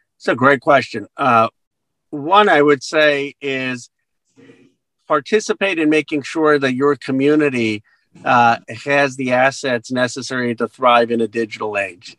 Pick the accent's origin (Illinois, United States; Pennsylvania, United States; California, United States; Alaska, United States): Pennsylvania, United States; Bensalem; moved away; also born or lived in Philadelphia; I grew up in Ben Salem